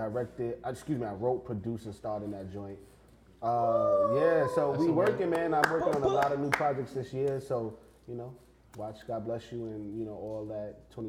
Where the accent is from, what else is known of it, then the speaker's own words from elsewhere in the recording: New York City, New York, United States; I'm from Brooklyn, born and raised. Born and raised from Brooklyn.